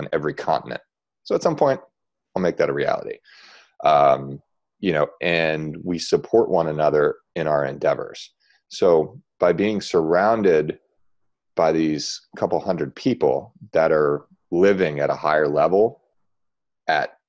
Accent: Baltimore, Maryland, United States; I'm from Baltimore

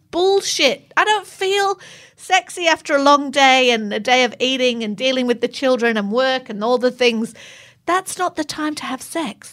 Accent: England, United Kingdom; moved away; I'm English

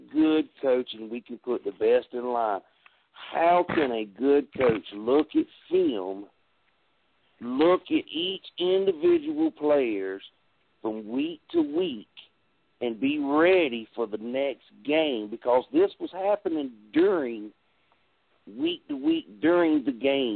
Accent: South Carolina, United States; I'm from South Carolina

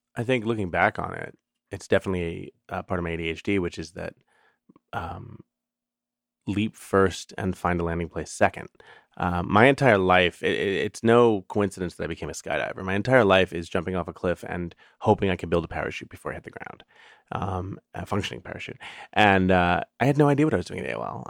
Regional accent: New York City, New York, United States; when I was growing up in the New York City public schools

